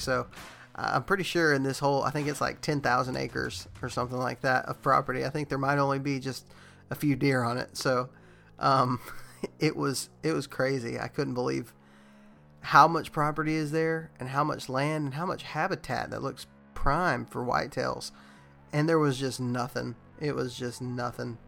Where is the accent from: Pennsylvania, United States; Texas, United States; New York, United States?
Texas, United States; moved away; also born or lived in Alabama; I'm from Texas